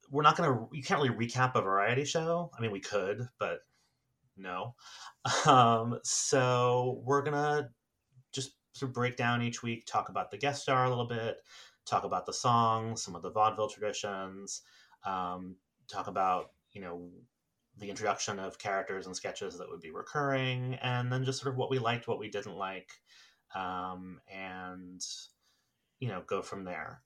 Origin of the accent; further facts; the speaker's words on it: New York City, New York, United States; I grew up in New York City